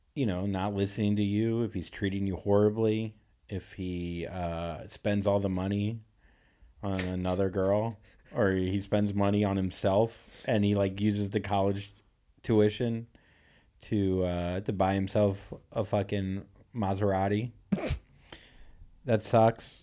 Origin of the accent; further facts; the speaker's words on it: Vero Beach, Florida, United States; I grew up in Vero Beach, Florida